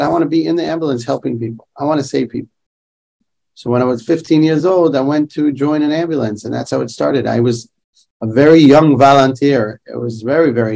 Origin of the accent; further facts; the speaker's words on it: Jerusalem, Jerusalem District, Israel; I grew up in Yerushalayim. I was born and raised there.